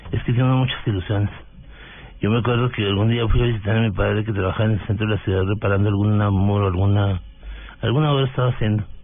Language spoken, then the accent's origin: Spanish; Delicias, Chihuahua, Mexico; now in Bogotá, Colombia; del norte de México, de Ciudad de Chihuahua es una población de 120 mil habitantes. Eh, crecí en Delicias, estudiando en la escuela primaria local. ¿Pública? Pública. Eh, fue un niño con una familia eh, muy pobre financieramente